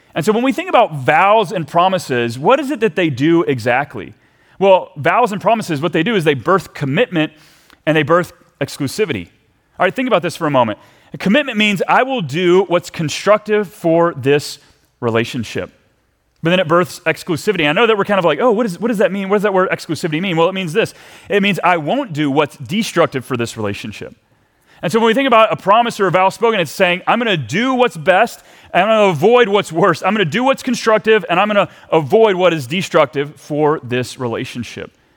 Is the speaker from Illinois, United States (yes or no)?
no; Texas, United States; now in Minnesota, United States; as a Texan